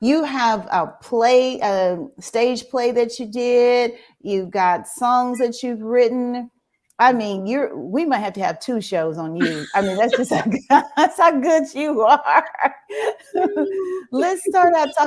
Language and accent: English; Marvell, Arkansas, United States; I'm from Marvel, right down the road from Lee High School